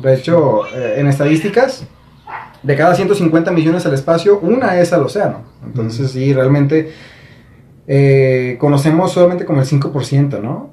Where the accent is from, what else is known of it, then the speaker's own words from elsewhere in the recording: Mexico; nosotros como mexicanos